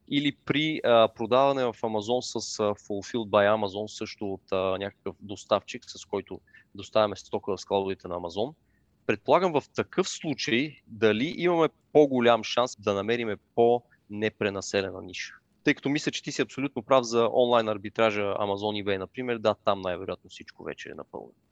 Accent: Sofia, Sofia City, Bulgaria

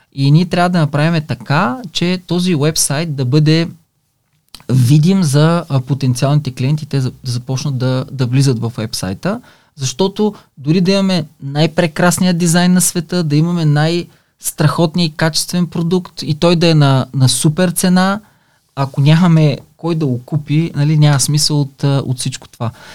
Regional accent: Silistra, Silistra Province, Bulgaria; на 51 години съм от Силистра

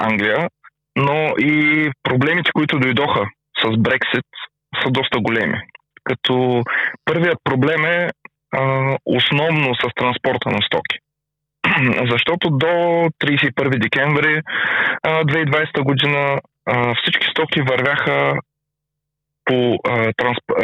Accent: Stara Zagora, Stara Zagora Province, Bulgaria; а, от Стара Загора

